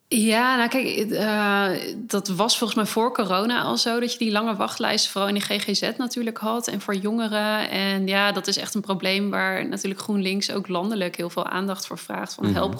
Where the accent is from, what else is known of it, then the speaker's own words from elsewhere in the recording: Hasselt, Overijssel, Netherlands; now in Zwolle, Netherlands; ik kom uit Hasselt, een ah, klein plekje hier in de buurt.